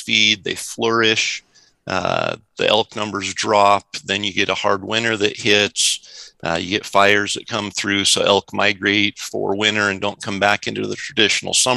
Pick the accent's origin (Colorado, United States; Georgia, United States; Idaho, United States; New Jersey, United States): Idaho, United States; Central; I grew up in Idaho. Central Idaho during the absolute heyday of elk populations in Idaho